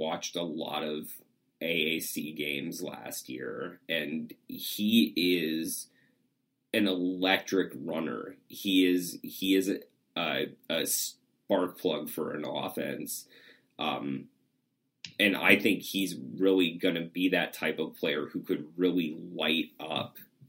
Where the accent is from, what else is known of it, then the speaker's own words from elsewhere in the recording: Broncos country, Colorado, United States; moved away; growing up in Broncos country